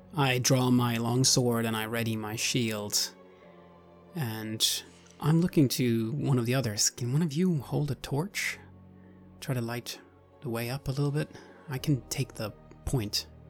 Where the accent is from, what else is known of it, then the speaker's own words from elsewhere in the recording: Sweden; now in Japan; I'm originally from Sweden, now living in Japan